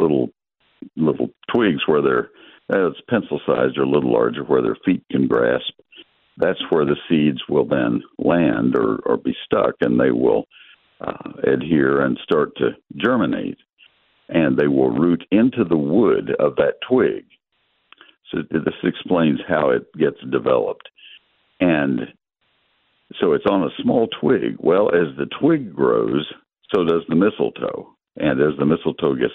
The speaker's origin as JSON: {"language": "English", "region": "Texas", "country": "United States", "tie": "born or raised there", "said": "I grew up in Texas."}